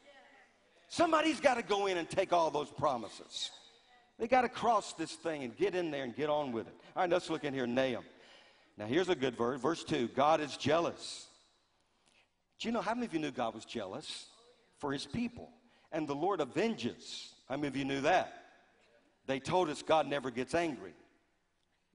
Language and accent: English; Louisiana, United States; growing up in Louisiana